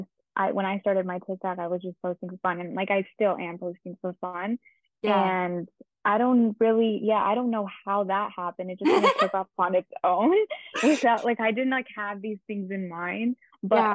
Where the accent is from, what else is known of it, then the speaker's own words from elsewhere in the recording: suburb of Toronto, Ontario, Canada; Yes, I've lived here my entire life. I'm actually from like a suburb right outside of Toronto